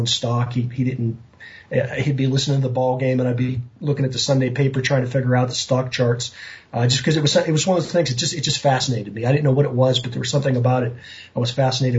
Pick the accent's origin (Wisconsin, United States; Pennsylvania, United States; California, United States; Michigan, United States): Pennsylvania, United States; Western; I grew up in Western Pennsylvania